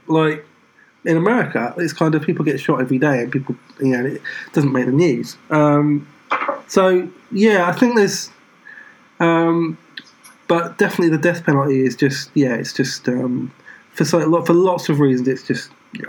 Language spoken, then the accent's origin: English; United Kingdom; speaking as a Brit